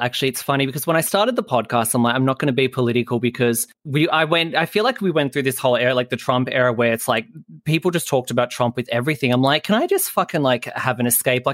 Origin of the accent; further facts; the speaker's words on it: Australia; as an Australian